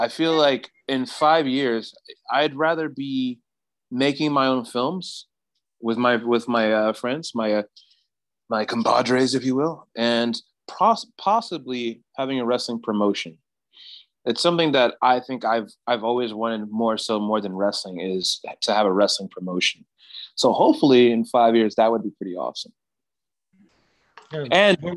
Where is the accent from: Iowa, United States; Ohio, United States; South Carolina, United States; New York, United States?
South Carolina, United States; now in California, United States; South Carolina is where I'm from originally